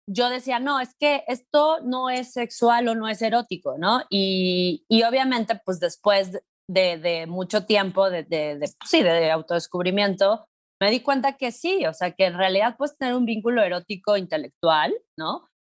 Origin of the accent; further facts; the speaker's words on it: Mexico City, Mexico; soy una morra eh, de la Ciudad de México de 38 años